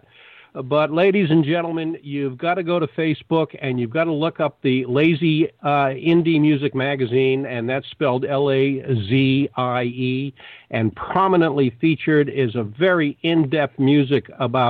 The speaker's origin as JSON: {"language": "English", "town": "Boston", "region": "Massachusetts", "country": "United States", "tie": "born or raised there", "said": "growing up in Boston"}